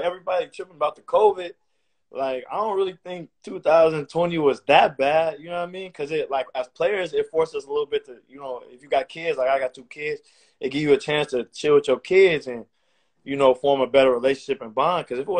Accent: New York, United States; we come from New York, you know what I mean?

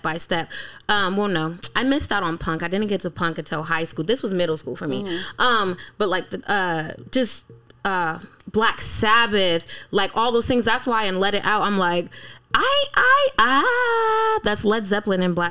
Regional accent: Washington, District of Columbia, United States; also born or lived in Colorado; I grew up in D.C.

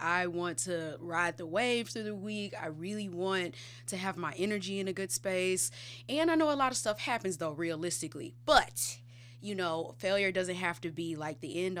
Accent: St. Louis, Missouri, United States; I'm from here. I'm from St. Louis.

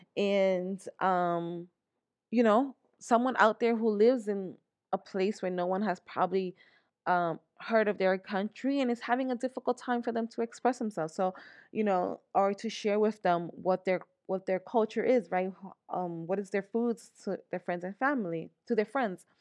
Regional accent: New York, United States; moved away as an adult; now in Pennsylvania, United States; I was born, born and raised here in New York, in the Bronx, New York. I grew up in the Bronx

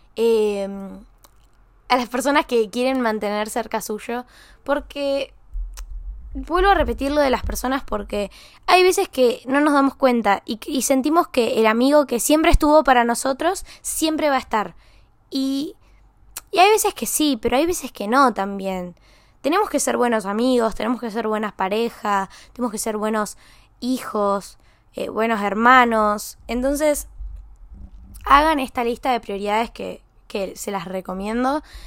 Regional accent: San Luis, Argentina; moved away; voy a San Luis, a mi pueblo, a mi ciudad

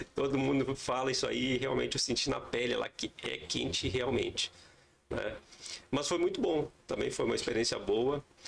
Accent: Passo Fundo, Rio Grande do Sul, Brazil; moved away as an adult; also born or lived in Três Corações, Minas Gerais; Eu sou natural de Passo Fundo, aqui no Rio Grande do Sul

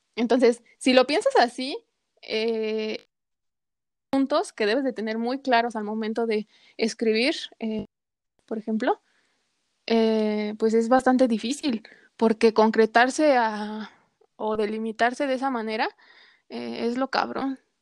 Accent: Mexico City, Mexico; como buen chilango, porque somos chilangos, quieras o no, somos chilangos

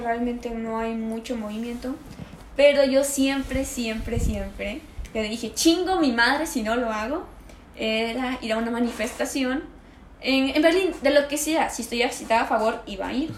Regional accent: Mexico; also born or lived in Germany; yo salí acá de México un día antes de mi cumpleaños y llegué allá en mi mismo día de cumpleaños

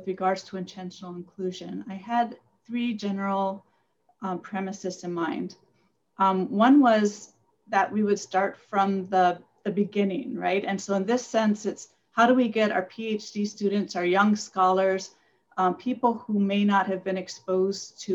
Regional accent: Hawaii, United States; moved away; also born or lived in Asia / Micronesia; I grew up in Hawaii

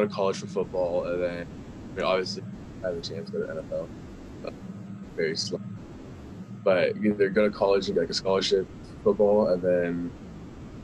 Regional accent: California, United States; I was born in California on May 30th, 2003. I've lived in the same house my whole life

